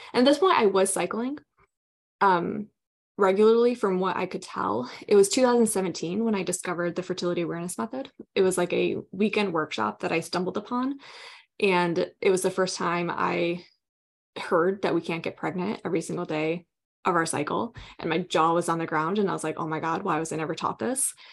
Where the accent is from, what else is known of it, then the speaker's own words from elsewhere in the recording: Southwest Michigan, United States; I grew up in Southwest Michigan, here in the United States, small town